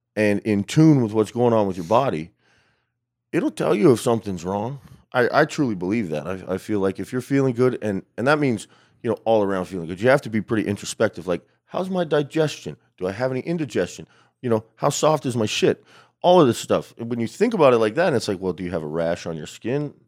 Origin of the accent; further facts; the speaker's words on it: Albuquerque, New Mexico, United States; also born or lived in El Paso, Texas; I'm actually from West Texas, I was born in El Paso, but, uh, I grew up mostly in New Mexico, yeah, in Albuquerque.